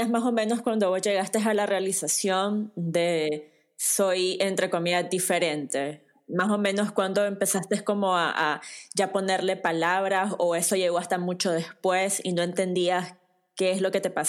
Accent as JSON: {"language": "Spanish", "country": "Nicaragua", "tie": "born or raised there", "said": "no podés darte una idea de cómo es el contexto de crecer en una familia tradicional nicaragüense"}